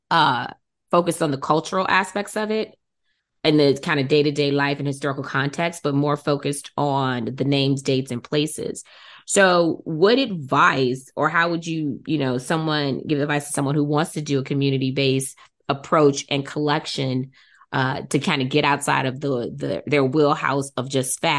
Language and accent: English; Midwest, United States; Since I'm from the Midwest, I don't know a lot as much about kind of you know Maryland, Virginia, D.C. area at, during that time period right?